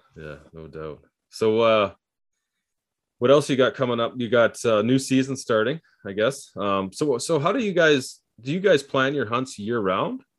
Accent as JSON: {"language": "English", "country": "Canada", "said": "as an Canadian"}